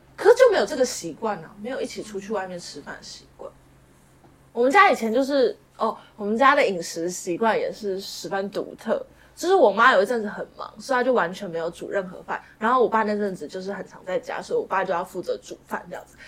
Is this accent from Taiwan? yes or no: yes; Taipei, Taiwan; 其实我是个台北人，嗯。然后我也在台北念书，嗯。然后我一生的生活范围就是台北